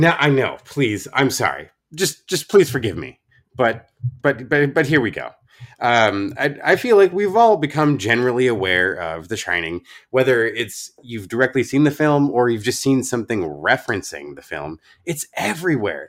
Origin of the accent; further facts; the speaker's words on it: Oregon, United States; my home state of Oregon